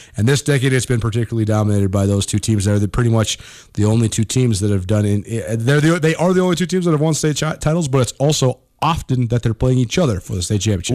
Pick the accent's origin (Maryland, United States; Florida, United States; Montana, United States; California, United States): Montana, United States; back when I was in high school or even before that, growing up in Montana